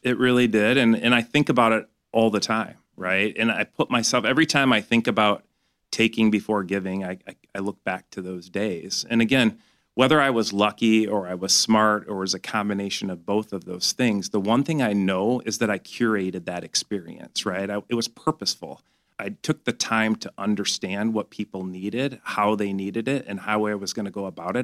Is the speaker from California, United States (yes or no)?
no; Grand Blanc, Michigan, United States; I grew up in Grand Blanc, which is about an hour north of here